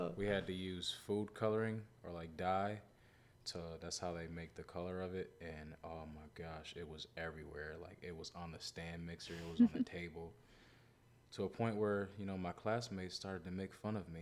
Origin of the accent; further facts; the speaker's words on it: Rochester, New York, United States; I am from Rochester, New York.